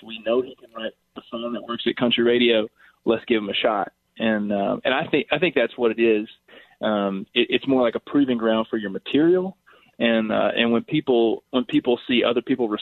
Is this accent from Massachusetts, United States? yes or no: no; Corinth, Mississippi, United States; moved away; also born or lived in Arkansas; I did a lot of my growing up in Corinth, Mississippi